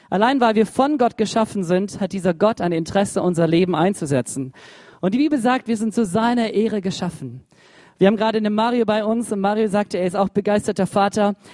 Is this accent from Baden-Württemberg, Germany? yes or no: yes; Baden-Württemberg, Germany; Ich dachte, ich bin Schwabe, ich schaff's auch allein.